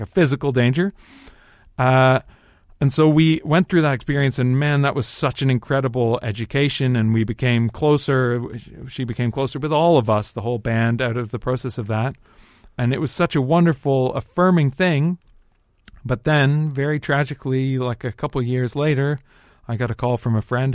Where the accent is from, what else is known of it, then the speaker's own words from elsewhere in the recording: Dundas, Ontario, Canada; moved away as an adult; also born or lived in Toronto; now in London, United Kingdom; people that I grew up with in Dundas